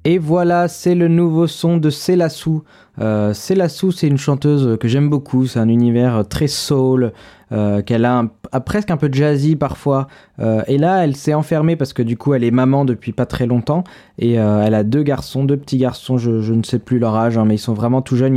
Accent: Paris, Île-de-France, France; moi, je suis parisien

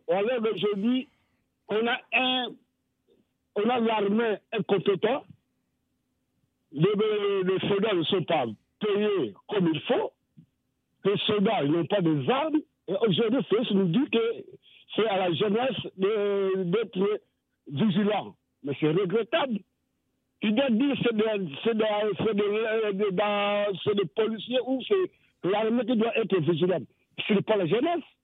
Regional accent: DR Congo; en tant que Congolais de l'essence

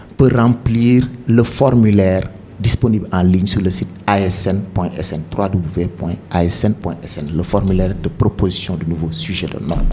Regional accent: Dakar, Senegal; also born or lived in Thiès; je suis né à Dakar, un certain 6 janvier.

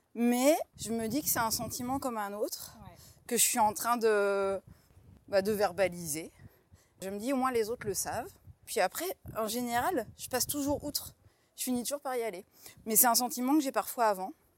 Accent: Troyes, Grand Est, France; j'ai grandi à Troyes en Champagne

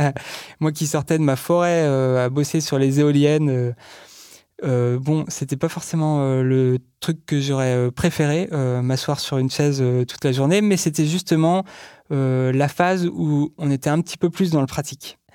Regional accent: Brittany, France; je viens de Bretagne, et donc j'étais au collège et au lycée en Bretagne

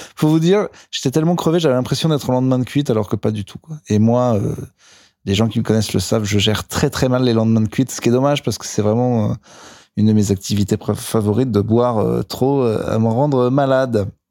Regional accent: Clermont-Ferrand, Auvergne-Rhône-Alpes, France; J'ai joué hier au Rimshot à Clermont-Ferrand, donc euh, ma ville, pour ceux qui ne le savent pas, là d'où je viens

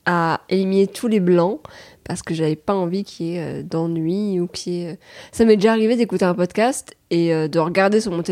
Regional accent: France; on est français

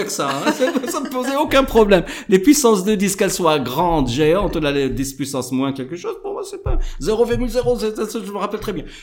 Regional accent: Morocco; moi, je suis marocain, j'aime bien la chimie

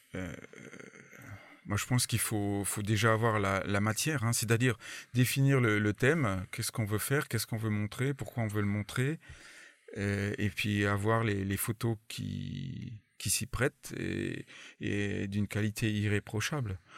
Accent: France; Je suis français avant, avant, tout, mais bon, je me débrouille en anglais quand même

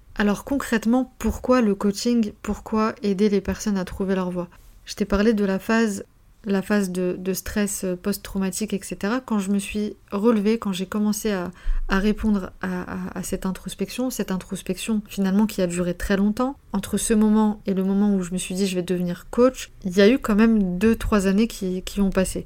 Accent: France; also born or lived in North Macedonia; je suis pas je suis pas née en France, je suis née en Macédoine, euh, je suis serbo-croate et je suis arrivée à l'âge de, de, 3 ans en, France

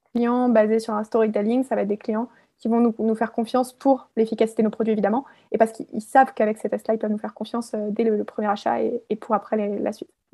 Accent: Alsace, Grand Est, France; je suis originaire d'Alsace

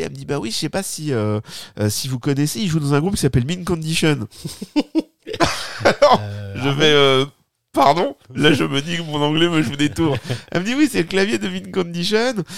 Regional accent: France; accent: French; oui, j'ai un accent remarquable

